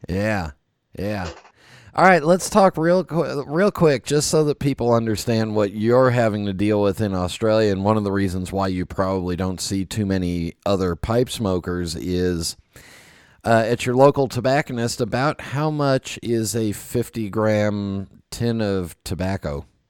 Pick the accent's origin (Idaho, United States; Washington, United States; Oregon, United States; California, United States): California, United States; moved away; also born or lived in East Coast; I grew up in California where flip flops were thongs